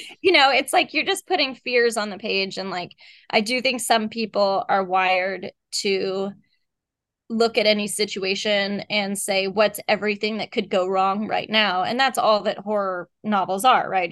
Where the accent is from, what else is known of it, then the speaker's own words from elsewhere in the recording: Texas, United States; moved away; I grew up in Texas